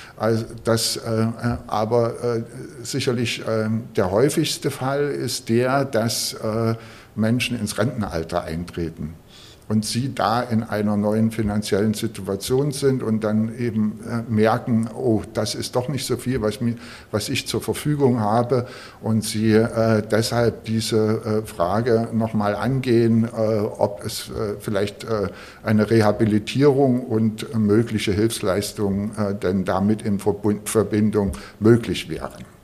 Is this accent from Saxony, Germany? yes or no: yes; Großenhain, Saxony, Germany; now in Berlin, Germany; bin ich in Sachsen aufgewachsen, ein, in einer Kleinstadt in Sachsen, in Großenhain